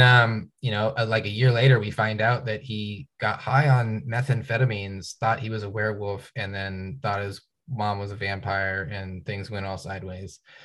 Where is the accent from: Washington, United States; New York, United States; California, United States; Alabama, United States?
Washington, United States; Tacoma; now in Bellingham, United States; I grew up in Tacoma